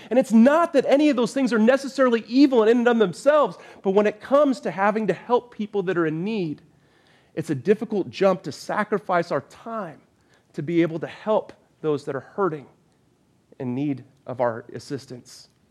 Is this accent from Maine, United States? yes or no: no; Arvada, Colorado, United States; moved away as an adult; now in Durham, United States; I grew up in Arvada, Colorado for a vast majority of my life.